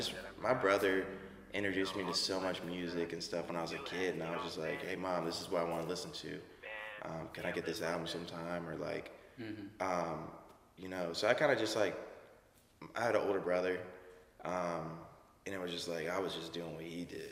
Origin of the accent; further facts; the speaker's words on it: Wake Forest, North Carolina, United States; also born or lived in Raleigh, North Carolina; I grew up in Wake Forest, which is like 5 minutes from Raleigh